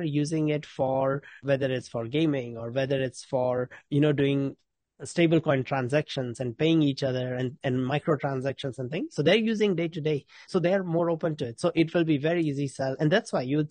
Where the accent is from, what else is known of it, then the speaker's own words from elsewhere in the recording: New Zealand; I'm from New Zealand